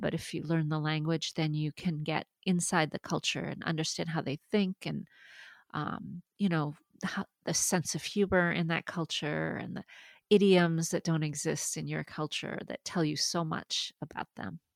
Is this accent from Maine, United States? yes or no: yes; Maine, United States; first language French; English is a second language; growing up bilingual, I, I mean, French was my first language, but you know, I lived in a in Maine